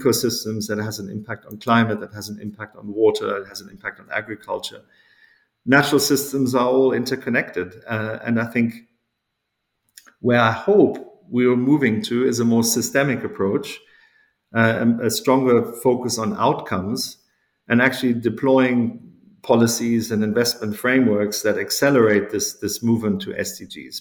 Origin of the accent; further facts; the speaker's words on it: South Africa; moved away; growing up in South Africa at that time as a teenager